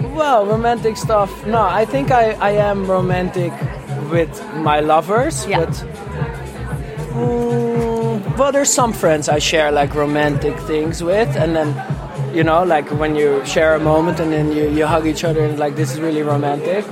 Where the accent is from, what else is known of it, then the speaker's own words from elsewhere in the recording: Amsterdam, North Holland, Netherlands; I'm from Amsterdam.